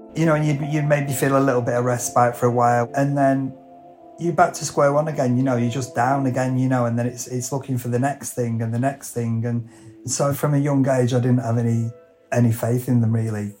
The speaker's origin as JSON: {"language": "English", "area": "Lancashire", "region": "North West England", "country": "United Kingdom", "said": "I'm a hairdresser from Lancashire"}